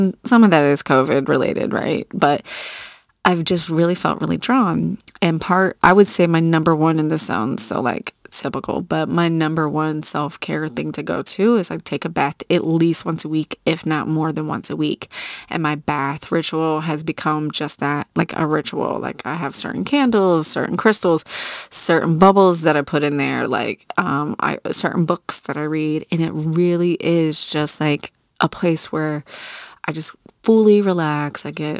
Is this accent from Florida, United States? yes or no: no; Virginia Beach, Virginia, United States; I grew up in Virginia Beach on the water.